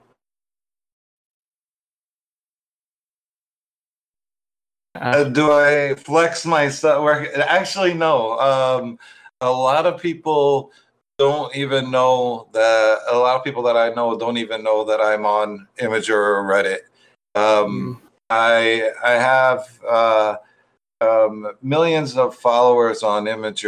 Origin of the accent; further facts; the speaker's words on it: United States; moved away as an adult; also born or lived in Turkey; I'm from America, but I was teaching abroad in different countries